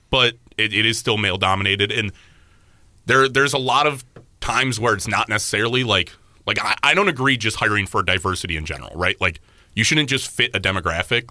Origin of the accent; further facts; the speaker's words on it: Cleveland, Ohio, United States; growing up and constantly being there. Like I just have a different connection to Cleveland